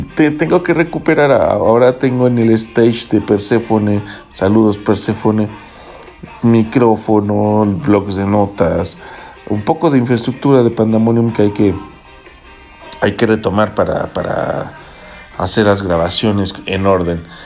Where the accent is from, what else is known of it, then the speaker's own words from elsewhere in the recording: Mexico City, Mexico; soy chilango